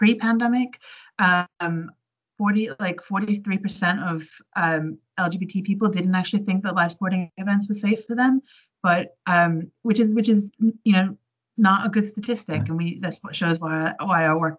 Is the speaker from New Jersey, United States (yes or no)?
no; New York, United States; moved away as an adult; now in United Kingdom; I grew up in New York, but I've been in the UK for about 15 years now